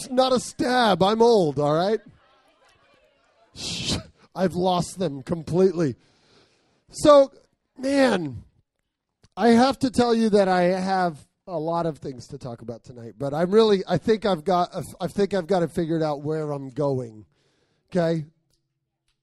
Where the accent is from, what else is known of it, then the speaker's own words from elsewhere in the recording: Arizona, United States; I grew up in Arizona.